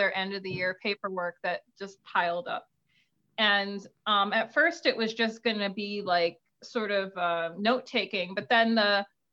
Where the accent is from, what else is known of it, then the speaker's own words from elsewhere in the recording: New Haven, Connecticut, United States; I was born in New Haven. I live in a suburb in New Haven County, but sure, I'm New Haven based